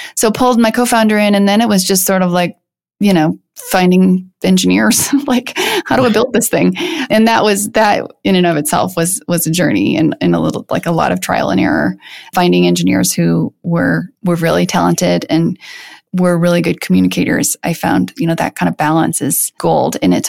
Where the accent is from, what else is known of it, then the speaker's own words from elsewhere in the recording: Midwest, United States; It's based on growing up in the Midwest and just sort of kind of breaking free from some norms